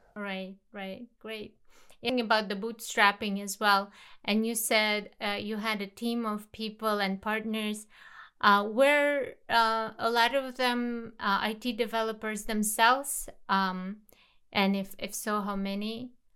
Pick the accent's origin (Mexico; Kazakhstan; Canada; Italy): Kazakhstan; my home country, Kazakhstan